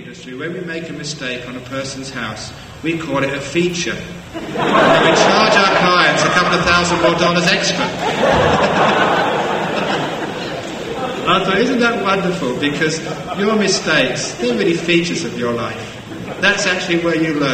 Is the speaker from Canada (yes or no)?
no; London, United Kingdom; growing up in London